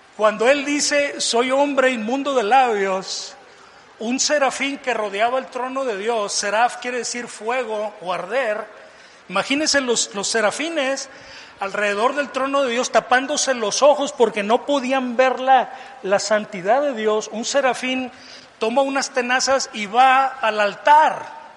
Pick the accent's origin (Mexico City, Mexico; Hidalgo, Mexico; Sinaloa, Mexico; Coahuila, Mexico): Sinaloa, Mexico; Mazatlán; moved away as an adult; also born or lived in Tijuana; yo me fui de, mi tierra natal de Mazatlán a la frontera norte, a Tijuana.